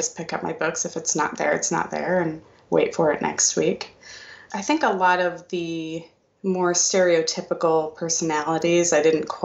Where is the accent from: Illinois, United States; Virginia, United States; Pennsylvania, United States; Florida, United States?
Florida, United States; Melbourne; moved away as an adult; also born or lived in Toronto, Canada / New Jersey; now in Memphis, United States; Melbourne, which is my hometown